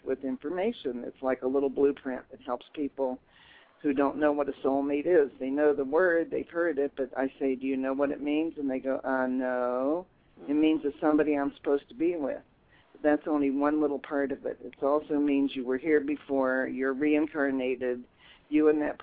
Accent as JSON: {"language": "English", "town": "Dayton", "region": "Ohio", "country": "United States", "tie": "born or raised there", "moved": "yes", "lives_now": "Colorado, United States", "said": "I'm from Dayton, Ohio."}